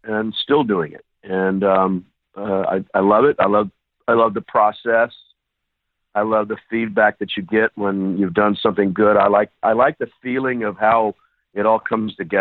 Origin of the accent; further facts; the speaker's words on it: Houston, Texas, United States; moved away as an adult; also born or lived in New York / London; now in Los Angeles, United States; I was born in Houston, Texas, and started playing music at the age of 15 professionally